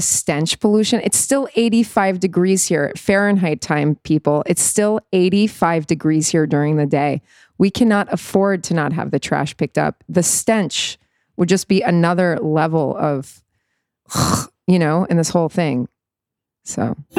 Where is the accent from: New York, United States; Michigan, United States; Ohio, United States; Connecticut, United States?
New York, United States; moved away as an adult; now in Tel Aviv, Israel; I'm a native New Yorker